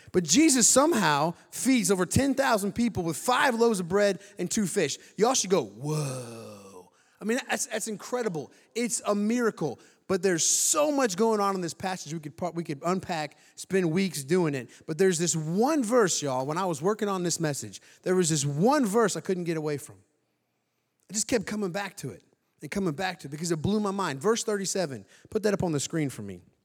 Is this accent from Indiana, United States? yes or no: yes; Indiana, United States; moved away; I'm from Indiana, like Trevor, went to high school together